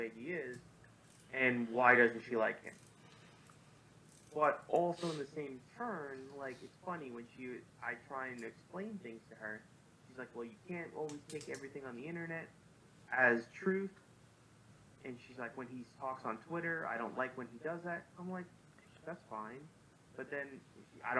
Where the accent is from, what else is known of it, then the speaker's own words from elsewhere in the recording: New York City, New York, United States; Me being a New Yorker